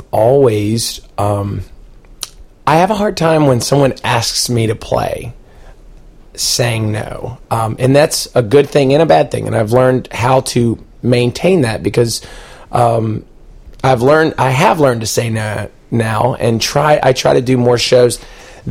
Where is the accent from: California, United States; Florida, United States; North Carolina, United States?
Florida, United States; Panama City; I grew up in Panama City